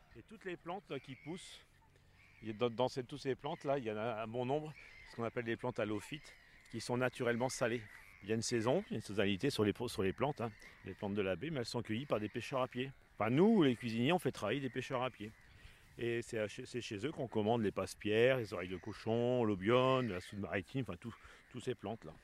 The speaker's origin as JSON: {"language": "French", "town": "Arras", "region": "Hauts-de-France", "country": "France", "tie": "born or raised there", "said": "je suis natif d'Arras."}